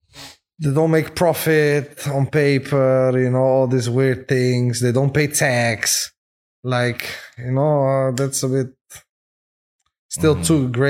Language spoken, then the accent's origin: English; Amsterdam, North Holland, Netherlands; We're from Amsterdam.